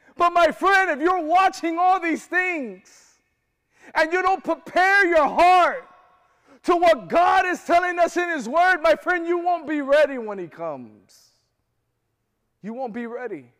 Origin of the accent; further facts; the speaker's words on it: Florida, United States; I'm from Florida